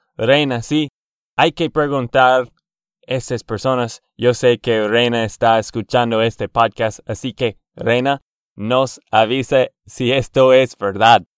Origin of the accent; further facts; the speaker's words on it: Texas, United States; de Texas, Estados Unidos.